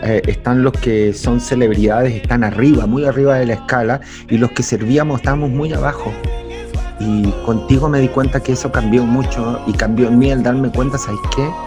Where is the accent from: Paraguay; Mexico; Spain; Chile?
Chile